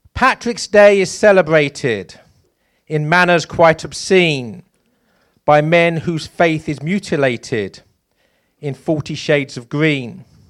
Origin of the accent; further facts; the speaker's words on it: East Anglia, East of England, United Kingdom; moved away as an adult; also born or lived in London; East Anglia is my shire. That's where I spent my childhood, and then I moved to London.